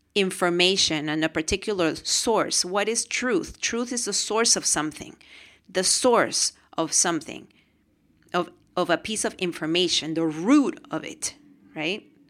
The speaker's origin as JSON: {"language": "English", "region": "Lima", "country": "Peru", "tie": "born or raised there", "moved": "yes", "said": "We're from Peru. We were born in Peru, Lima, Peru."}